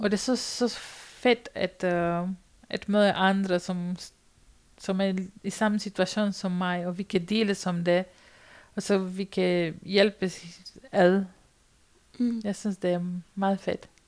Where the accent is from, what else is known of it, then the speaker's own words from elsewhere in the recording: Romania; Danish is a second language; moved away as an adult; now in Denmark; min barndom, hvor jeg kommer fra Rumænien, og jeg boede på landet